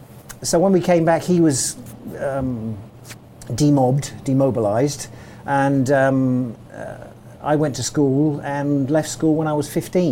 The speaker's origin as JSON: {"language": "English", "town": "Port Fayed", "country": "Egypt", "tie": "born there", "said": "I was born in Port Fayed, which is on the Suez Canal."}